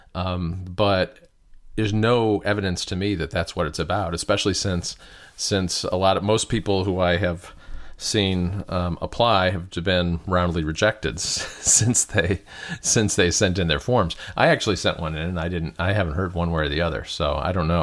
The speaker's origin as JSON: {"language": "English", "region": "Michigan", "country": "United States", "tie": "born or raised there", "said": "I grew up in Michigan, not too far from Detroit, where DeLorean was based"}